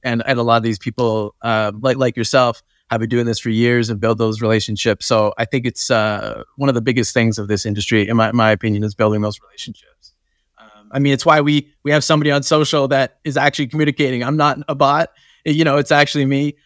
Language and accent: English; Canada; I'm from, I'm from Canada